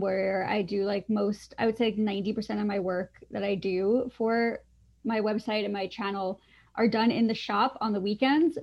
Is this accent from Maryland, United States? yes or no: no; Long Island, New York, United States; I grew up on Long Island